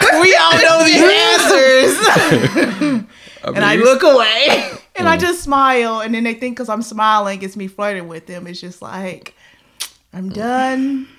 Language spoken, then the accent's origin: English; Nashville, Tennessee, United States; From Nashville, Tennessee, born and raised.